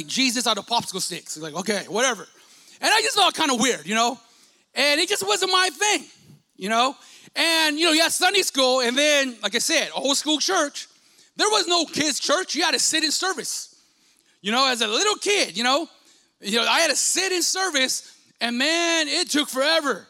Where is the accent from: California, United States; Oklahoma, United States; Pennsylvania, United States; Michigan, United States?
California, United States; Stockton; I grew up in South Stockton, you know, considered, maybe still is considered, a bad side of the city